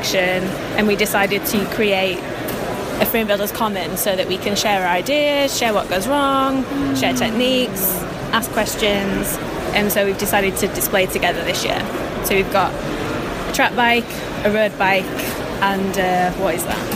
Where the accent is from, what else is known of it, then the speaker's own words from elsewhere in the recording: Leeds, Yorkshire and the Humber, United Kingdom; now in London, United Kingdom; I come from Leeds originally, but I live in London.